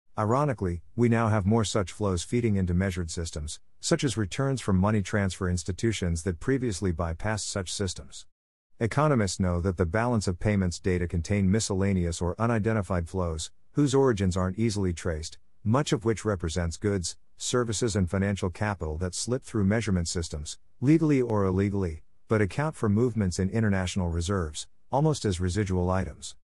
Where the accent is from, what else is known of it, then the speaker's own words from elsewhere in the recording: England, United Kingdom; moved away; also born or lived in Jamaica; When I was growing up in England, I was on track to represent Great Britain, G B, in athletics and England in football.